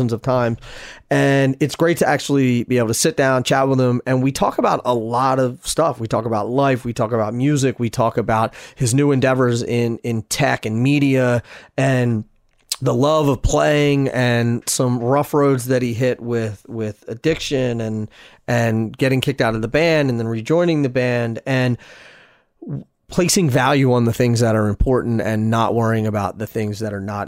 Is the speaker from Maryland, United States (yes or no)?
no; Philadelphia, Pennsylvania, United States; in Philly, my hometown